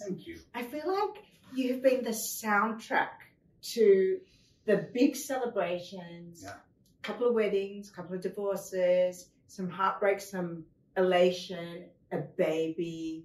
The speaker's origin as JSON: {"language": "English", "country": "France", "tie": "born or raised there", "said": "I was born in France"}